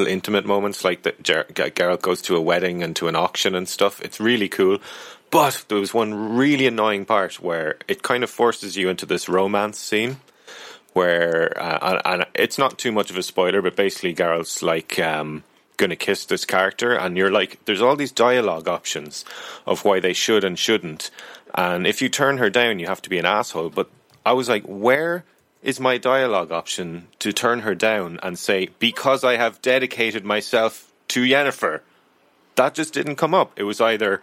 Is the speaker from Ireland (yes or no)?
yes; Ireland; here in Ireland